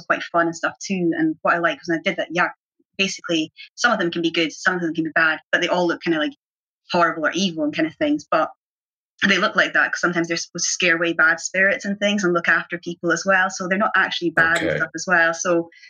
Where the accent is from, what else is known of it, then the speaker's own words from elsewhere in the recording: Aberdeen, Scotland, United Kingdom; growing up in Aberdeen and it being so grey a lot of the time